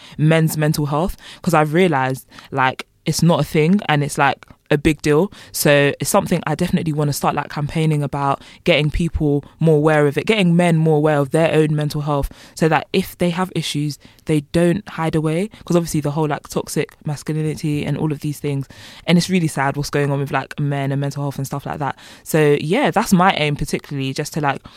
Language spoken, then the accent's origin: English; London, United Kingdom; moved away as an adult; now in Bournemouth, United Kingdom; I'm from Walthamstow, which is literally East London